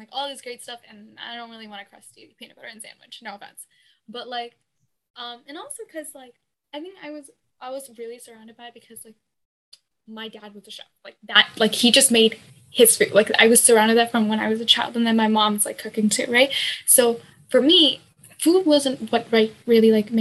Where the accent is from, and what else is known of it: United States; born or raised there